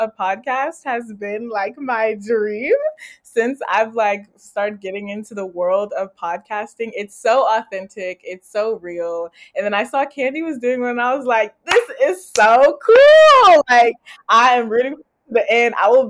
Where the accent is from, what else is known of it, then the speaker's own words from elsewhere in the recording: Houston, Texas, United States; I'm from Houston, Texas, originally. That's where I grew up